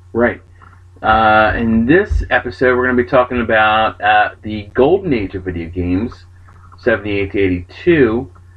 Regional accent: New Jersey, United States; I'm from Jersey.

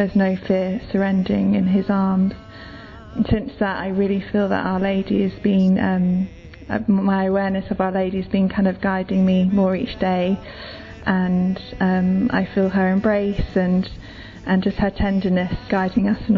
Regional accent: London, United Kingdom; I'm 27 years old and I'm from London

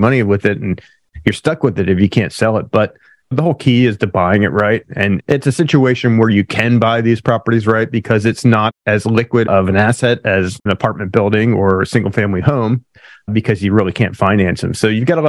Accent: Pennsylvania, United States; now in California, United States; I grew up in Pennsylvania originally

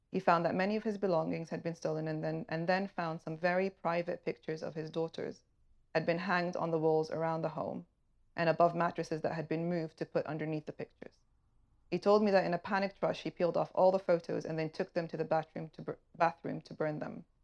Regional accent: Tripoli, Tripoli District, Libya; from Tripoli, Libya, and I was due to be with you this evening

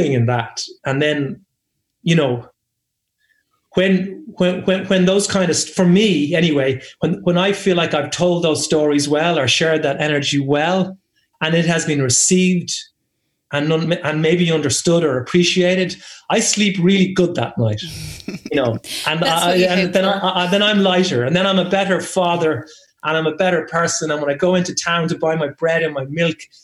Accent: Ireland; also born or lived in England; I am Irish, and I know I was born here, and I grew up here

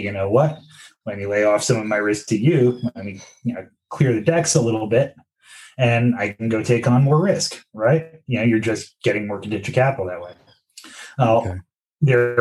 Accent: New York, United States; as a New Yorker

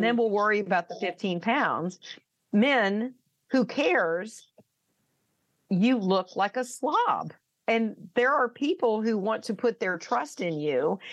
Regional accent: the South, United States; I'm from the South

